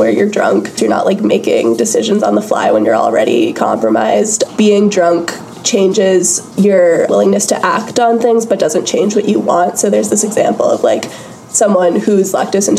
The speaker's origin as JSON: {"language": "English", "town": "New York City", "region": "New York", "country": "United States", "said": "I am a junior at Yale. I'm from New York City"}